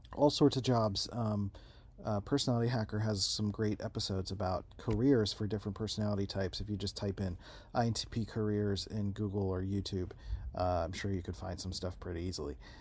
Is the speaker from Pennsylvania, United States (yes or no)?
yes; Philadelphia, Pennsylvania, United States; also born or lived in San Diego, California; now in Rochester, United States; I grew up in Philadelphia